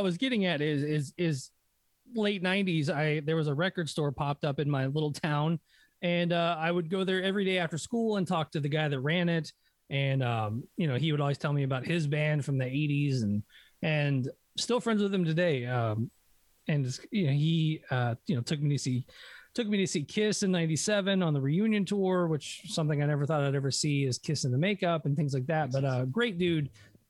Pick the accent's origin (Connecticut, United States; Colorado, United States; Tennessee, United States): Tennessee, United States; Hendersonville; I grew up in Hendersonville, which is a suburb of Nashville